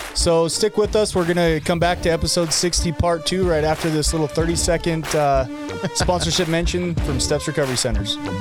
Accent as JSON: {"language": "English", "town": "West Point", "region": "Utah", "country": "United States", "tie": "born or raised there", "said": "I grew up in West Point, Utah"}